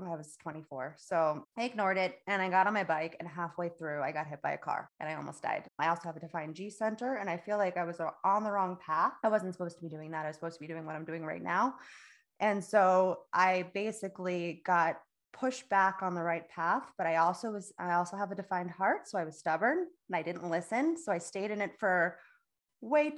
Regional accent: Florida, United States; moved away as an adult; now in North Carolina, United States; I'm from Florida

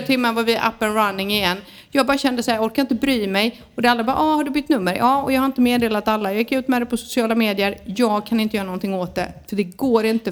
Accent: Sweden; now in Spain; vi är svenskar också

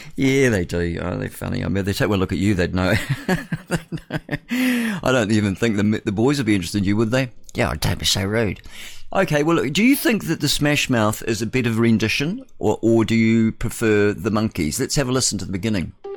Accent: Levin, Manawatū-Whanganui, New Zealand; south of Levin, me, my hometown.

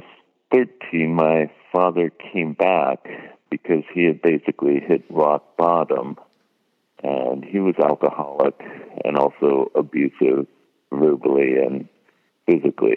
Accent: California, United States; I was born in California

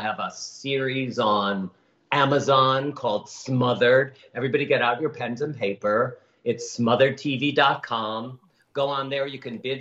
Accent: Chicago, Illinois, United States; moved away as an adult; also born or lived in New York; now in Los Angeles, United States; growing up in Chicago and then running away to New York at 19

